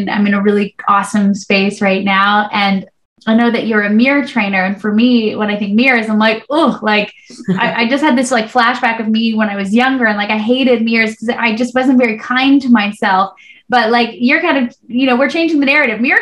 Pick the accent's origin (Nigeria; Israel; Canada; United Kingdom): Canada; as a Canadian